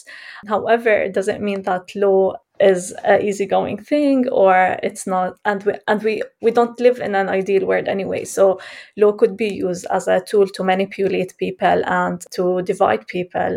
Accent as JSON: {"language": "English", "town": "Jerusalem", "country": "Palestine", "tie": "born or raised there", "said": "I was born and raised in Jerusalem, Palestine"}